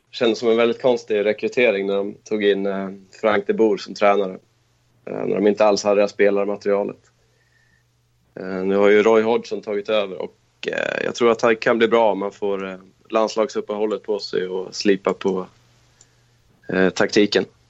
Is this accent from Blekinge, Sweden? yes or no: no; Köping, Västmanland, Sweden; moved away as an adult; also born or lived in Stockholm; now in Kristianstad, Sweden; Jag kommer från Köping i Västmanland. Där jag bodde i nästan 30 år.